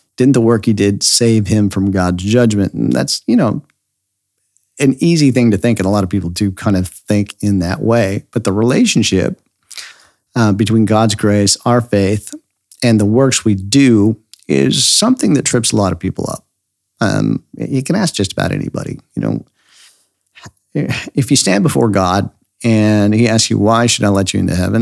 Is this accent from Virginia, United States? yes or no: no; Idaho, United States; I grew up near the Snake River Canyon in Idaho